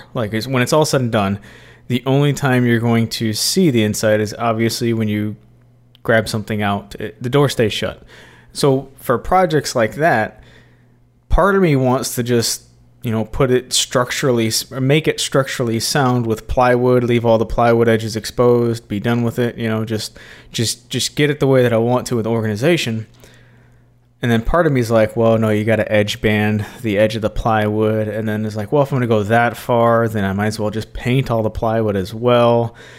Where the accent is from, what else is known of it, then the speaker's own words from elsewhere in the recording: Starkville, Mississippi, United States; We're from Starkville.